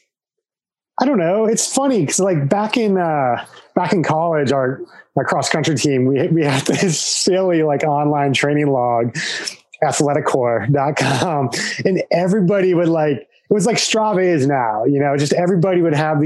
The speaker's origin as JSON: {"language": "English", "region": "rural Nebraska", "country": "United States", "tie": "born or raised there", "also_born_or_lived": "Colorado", "moved": "as an adult", "said": "my parents growing up on a farm in rural Nebraska"}